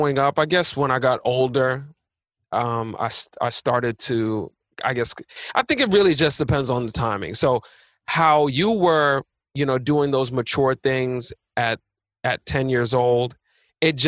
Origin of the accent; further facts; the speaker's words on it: New York City, New York, United States; also born or lived in Long Island; born and raised in Queens, so I was in Queens from birth till 12. And then I moved to Long Island for the rest